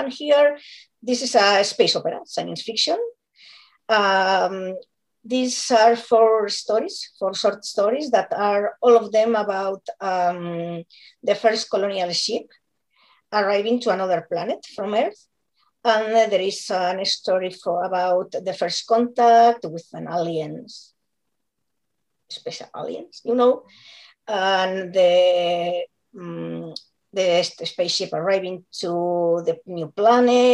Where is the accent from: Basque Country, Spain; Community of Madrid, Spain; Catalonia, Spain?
Catalonia, Spain; Barcelona; English is a second language; I'm from Barcelona